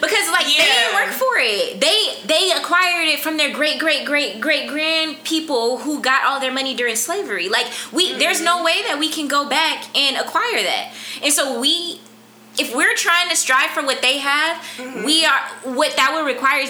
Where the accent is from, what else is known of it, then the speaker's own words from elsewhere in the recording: Compton, California, United States; I'm from Compton